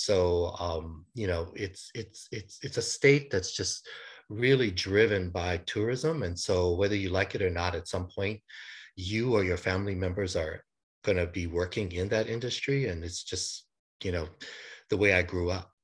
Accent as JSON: {"language": "English", "town": "Honolulu", "region": "Hawaii", "country": "United States", "tie": "born or raised there", "said": "I was born and raised in Honolulu, Hawaii"}